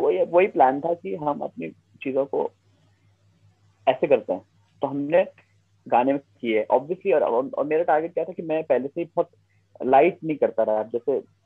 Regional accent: Garhwal, Uttarakhand, India; accent: Garhwali; also born or lived in Dehradun; जब मैं देहरादून भी आया कि जब लोग मैं नया नया आया था तो मेरे गढ़वाली टोन आते थे मेरे बोलने में शायद अभी भी आती है

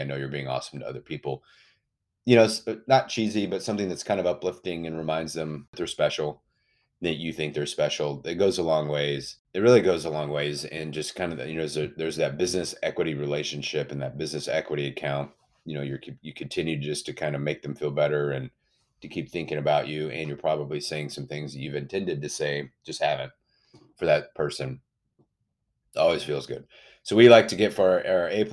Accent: Austin, Texas, United States; I'm from Austin, Texas

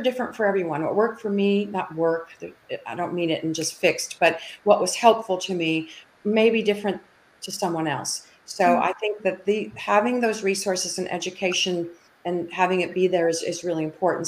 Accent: Minneapolis, Minnesota, United States; moved away as an adult; also born or lived in Dallas, Texas; I grew up in Minneapolis, Minnesota, and I moved into Dallas in 1982

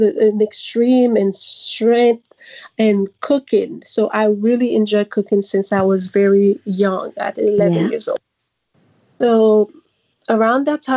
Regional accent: Haiti; now in New York, United States; So I grew up and raised in Haiti, and I moved here in 2009, uh-huh. and currently living in the U.S. in New York, New York

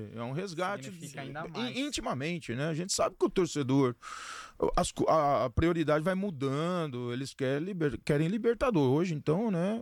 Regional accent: Avaré, São Paulo, Brazil; moved away; eu sou de Avaré, né? Nasci em Avaré

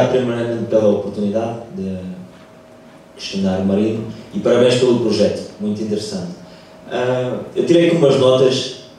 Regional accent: Cape Verde; Eu sou cabo-verdiano, okay. eu nasci em Cabo Verde, ah, a minha mãe é cabo-verdiana, o meu pai é português.

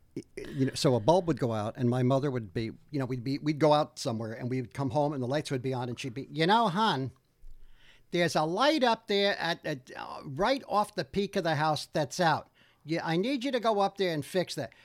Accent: Old Bridge, New Jersey, United States; I grew up in Old Bridge, New Jersey, which is in Middlesex County

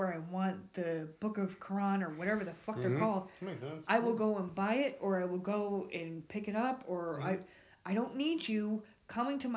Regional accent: New York, United States; now in Southern United States; I was born in New York, and my mother, God damn it, she would drag my ass to catechism

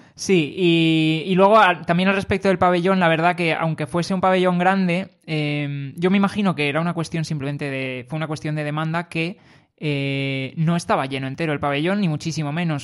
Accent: Madrid, Community of Madrid, Spain; somos de Madrid

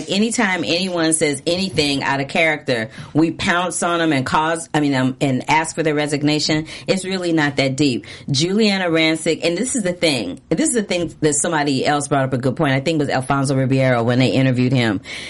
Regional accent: St. Louis, Missouri, United States; moved away; I'm originally from St. Louis, Missouri, yep.

